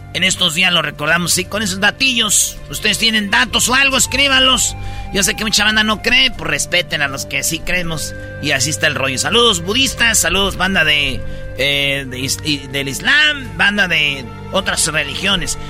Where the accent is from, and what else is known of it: Mexico